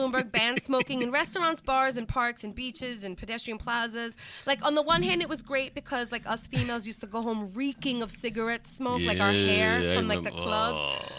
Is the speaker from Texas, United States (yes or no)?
no; New York City, New York, United States; I am a native New Yorker born in Brooklyn.